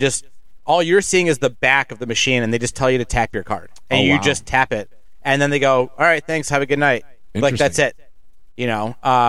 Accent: Cleveland, Ohio, United States; And we're like, oh, Cleveland, Ohio.

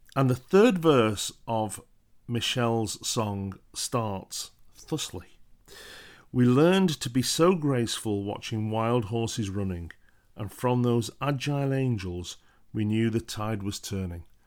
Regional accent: United Kingdom; being British

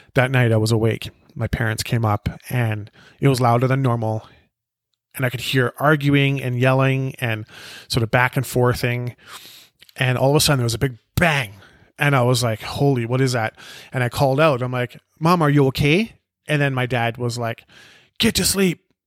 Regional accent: Penticton, British Columbia, Canada; born or raised there; also born or lived in South Africa

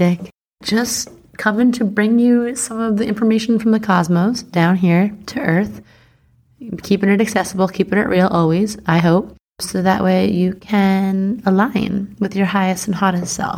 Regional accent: Long Island, New York, United States; I'm from Long Island.

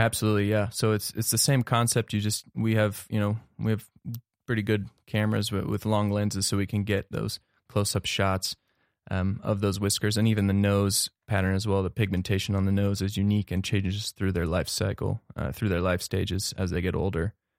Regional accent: Cincinnati, Ohio, United States; moved away as an adult; also born or lived in Netherlands / Missoula, Montana; now in Bozeman, United States; I was born in the Netherlands, actually, um, and moved to the U S in the year two thousand with my family and, uh, settled in Cincinnati, Ohio, where I pursued to graduate from high school

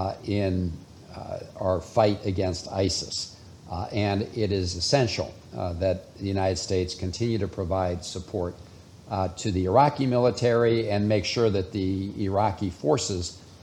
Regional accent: Karachi, Sindh, Pakistan; born there; also born or lived in Sri Lanka / India / Turkey; I grew up in an American Foreign Service family. I was born in Karachi, Pakistan, and we lived in Sri Lanka, India, and Turkey.

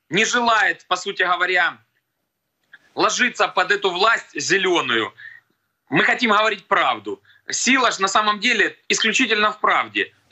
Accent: Kharkiv, Kharkiv Oblast, Ukraine; Я сам харьковчанин. Э, город Харьков — это центр, промышленный центр, фармацевтический центр.

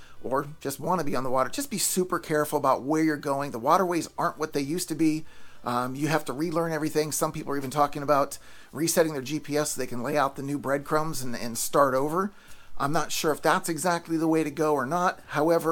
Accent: Pennsylvania, United States; now in Florida, United States; I'm from Pennsylvania

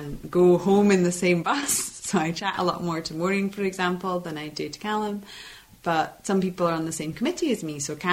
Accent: Edinburgh, Scotland, United Kingdom; I grew up in Portobello

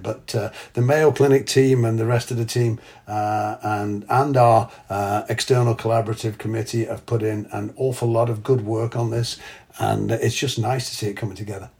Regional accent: England, United Kingdom; moved away; I'm English

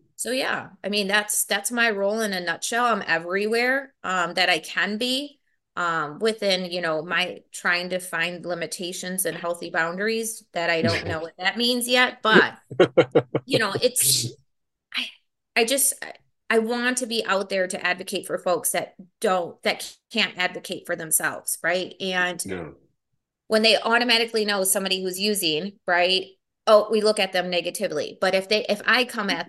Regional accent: Milwaukee, Wisconsin, United States; I was born and raised here in Milwaukee. Um, been here all of my life.

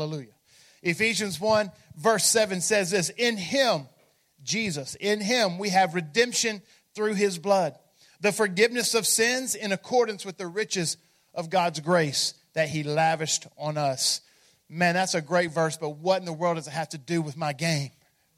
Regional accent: Memphis, Tennessee, United States; in fact, I'm from Memphis, and we use that a lot.

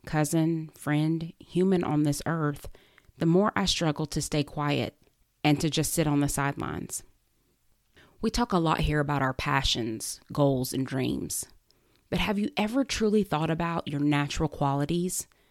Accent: United States; especially as an American

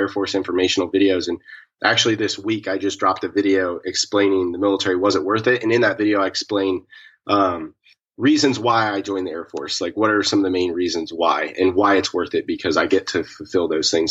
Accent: Cedar Rapids, Iowa, United States; moved away as an adult; and I am currently 25 years old, but I joined the Air Force when I was 21. I was originally from Iowa, born and raised Cedar Rapids.

